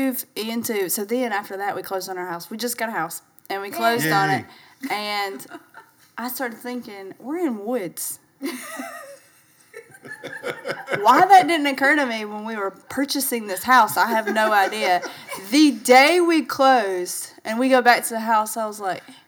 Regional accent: Alabama, United States; accent: country

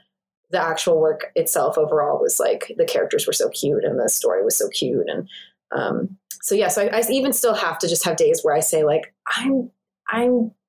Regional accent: East Coast, United States; It's like, I'm from the East Coast and moving out here.

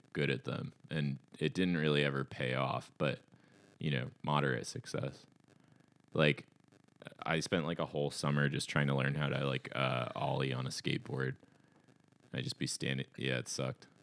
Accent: Ashland, Oregon, United States; there were a lot of crust punks in my hometown

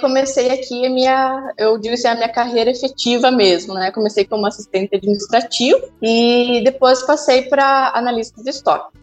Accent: Cascavel, Paraná, Brazil; also born or lived in Manaus / São José dos Campos; now in Guarapuava, Brazil; fui para Cascavel, que é onde eu nasci

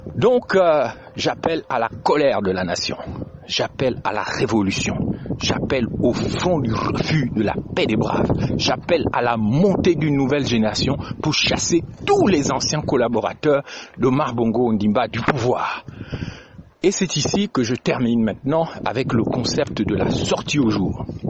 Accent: Gabon; chez nous au Gabon

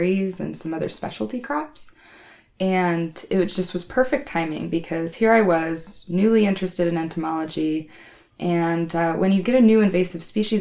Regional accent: Wenatchee, Washington, United States; I grew up in the Wenatchee area, which is sort of the heart of tree fruit and stone fruit country in Washington State

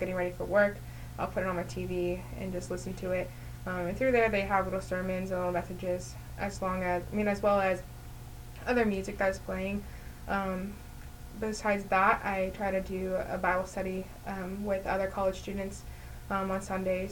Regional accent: Ellsworth, Kansas, United States; I am from Ellsworth, Kansas

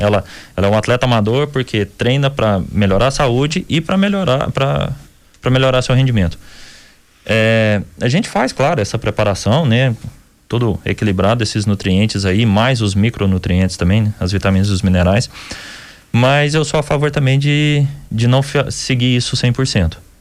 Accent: Minas Gerais, Brazil; Somos, somos mineiros

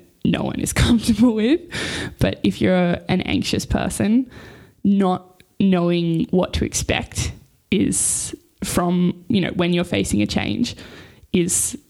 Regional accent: Newcastle, New South Wales, Australia; now in Sydney, Australia; I grew up in Newcastle with my family

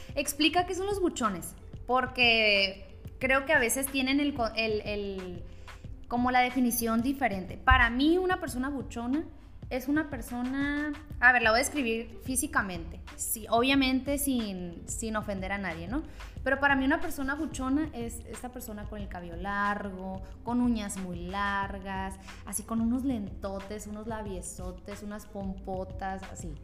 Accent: Culiacán, Sinaloa, Mexico; also born or lived in Guadalajara; soy de Culiacán

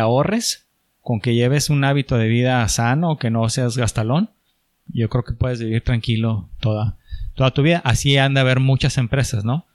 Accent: Chihuahua, Mexico; moved away as an adult; also born or lived in Monterrey; no me veía en Monterrey toda mi vida, soy, soy de Chihuahua

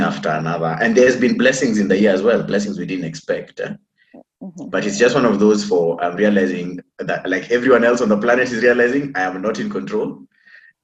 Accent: Kenya; I'm a Kenyan, I'm an African.

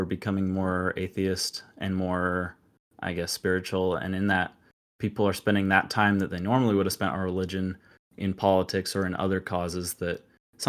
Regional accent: Utah, United States; I'm actually from Utah, and a lot of, it's kind of got this weird culture out here with a lot of Mormons

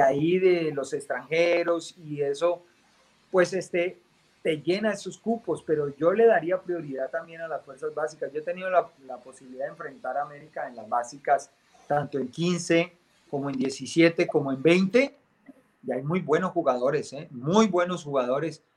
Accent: Colombia; moved away; como colombiano

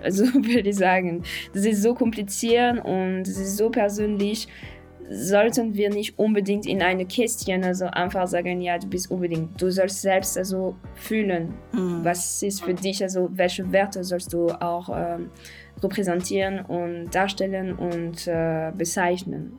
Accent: Paris, Île-de-France, France; German is a second language; moved away as an adult; now in Berlin, Germany; ich bin jetzt in, Paris aufgewachsen und auch also vor Ort äh, geboren

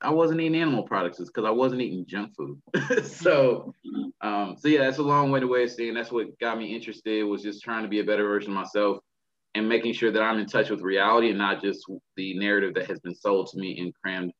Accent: Texas, United States; I'm from Texas

